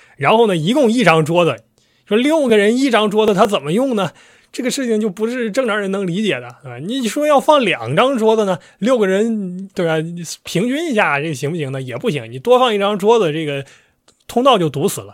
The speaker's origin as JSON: {"language": "Chinese", "region": "Northeast China", "country": "China", "accent": "Northeastern", "said": "咱一直按我们东北话"}